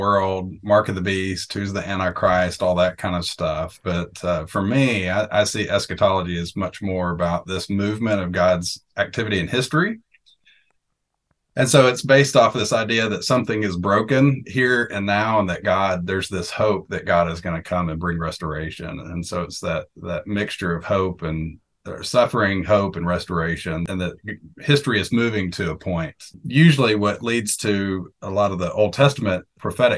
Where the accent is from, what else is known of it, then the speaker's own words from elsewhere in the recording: Arkansas and then Texas, United States; moved away as an adult; also born or lived in Houston, Texas; now in Cheltenham, United Kingdom; I was born and raised in Arkansas and then Texas, so the South.